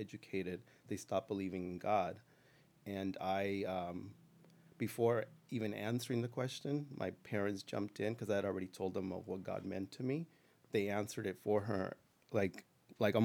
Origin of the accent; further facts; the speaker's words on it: Los Angeles, California, United States; I grew up in East LA.